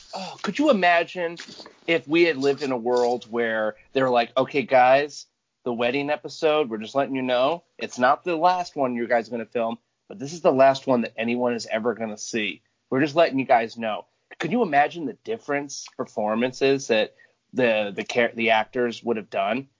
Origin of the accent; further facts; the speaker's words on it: Michigan, United States; I'm from the same place as Jamie, Michigan.